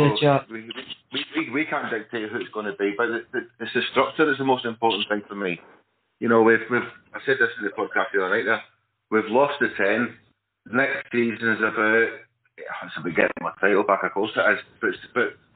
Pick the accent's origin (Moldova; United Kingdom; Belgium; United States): United Kingdom; Glasgow, Scotland; I grew up in Glasgow with youth football